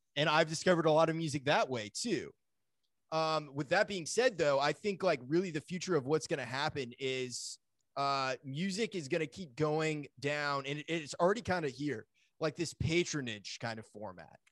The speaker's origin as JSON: {"language": "English", "region": "Maine", "country": "United States", "tie": "born or raised there", "said": "I grew up in Maine"}